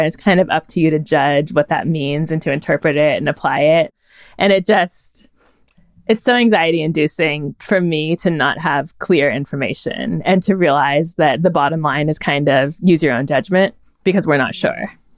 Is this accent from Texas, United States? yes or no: no; Northern California, United States; I was raised in Northern California